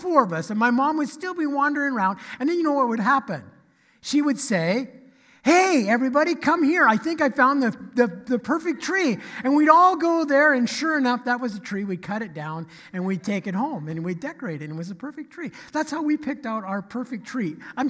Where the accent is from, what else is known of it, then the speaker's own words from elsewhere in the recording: Oregon, United States; And I grew up in Oregon, and it seemed like there was a Christmas tree farm on every corner of every country road.